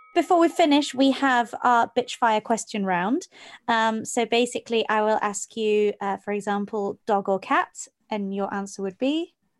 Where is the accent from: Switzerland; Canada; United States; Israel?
Switzerland; Geneva; I grew up in Geneva, which is also very much the same, big melting pot